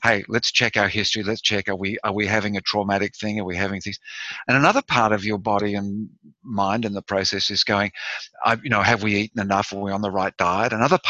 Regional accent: Australia; I'm Australian

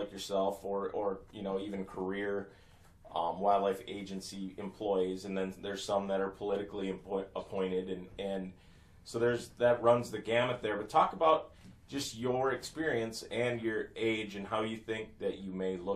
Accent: Northeast South Dakota, United States; I grew up in Northeast South Dakota where we had ice for 8 months out of the year

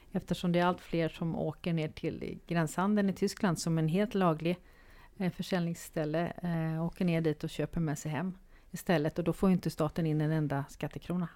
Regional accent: Sweden

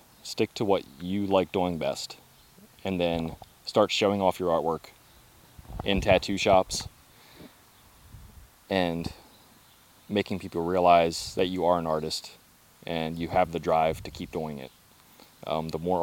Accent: Clear Spring, Maryland, United States; moved away as an adult; also born or lived in Florida; now in Greencastle, United States; I'm from Maryland, but I'm near the Clear Spring area, so which is very close to Pennsylvania and only, 20 minutes from West Virginia. But grew up in Clear Spring

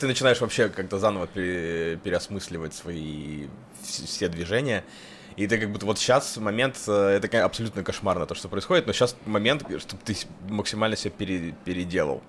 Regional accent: Kursk Oblast, Russia; moved away; мои корни вот в Курской области

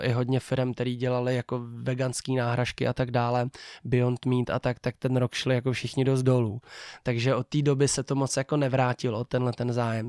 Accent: Czechia; jak jsem Čech

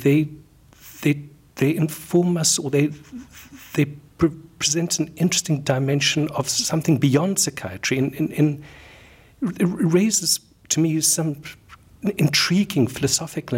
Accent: South Africa; moved away as an adult; also born or lived in London, United Kingdom / Cape Town, South Africa; I am South African. I trained as a medical doctor in Cape Town in South Africa.

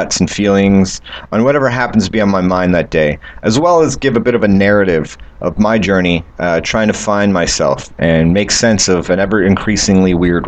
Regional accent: Canada; I'm from Canada

